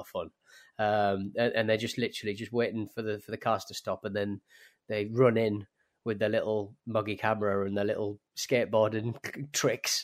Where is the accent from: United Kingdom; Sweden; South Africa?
United Kingdom; British people